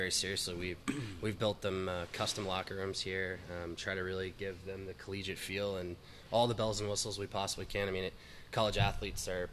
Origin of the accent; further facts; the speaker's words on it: Atlanta, Georgia, United States; growing up in Atlanta, playing hockey here